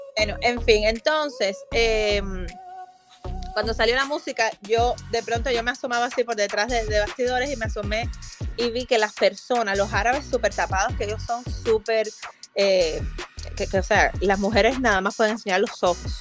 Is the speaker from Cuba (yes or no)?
yes; Cuba; now in Fort Lauderdale, United States; a mí como diseñadora cubana